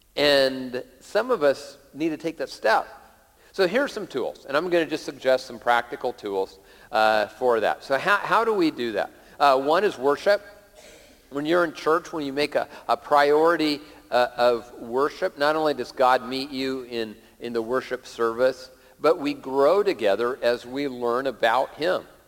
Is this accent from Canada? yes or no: no; Lakewood, Washington, United States; when I was a little kid, uh, uh growing up in Lakewood, south of Tacoma